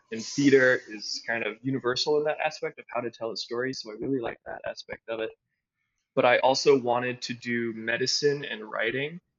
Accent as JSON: {"language": "English", "town": "Kampala", "region": "Central Region", "country": "Uganda", "tie": "born or raised there", "also_born_or_lived": "Evanston, United States", "said": "I was born in Evanston, Illinois, but I grew up overseas in Kampala, Uganda."}